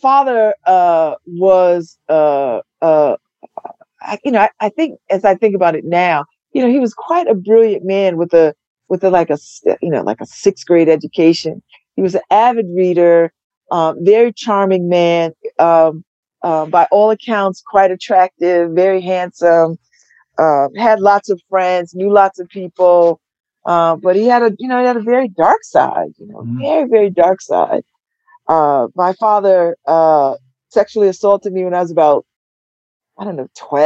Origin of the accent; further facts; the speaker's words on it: New Haven, Connecticut, United States; I'm from New Haven. I grew up in New Haven